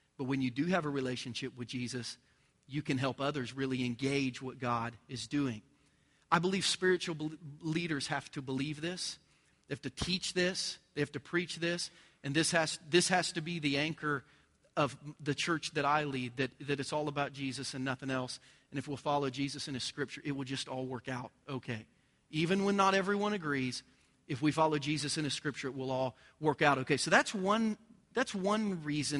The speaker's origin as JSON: {"language": "English", "region": "Southern Ohio", "country": "United States", "tie": "born or raised there", "also_born_or_lived": "Virginia", "moved": "as an adult", "lives_now": "Lee's Summit, United States", "said": "I grew up in Southern Ohio"}